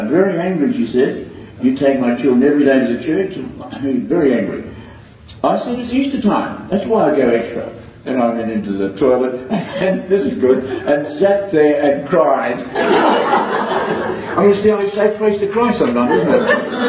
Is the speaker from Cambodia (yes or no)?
yes; Cambodia; moved away; I came from Cambodia, that tells a bit of a story. I converted from Buddhist to Roman Catholic 3 years ago with my two children.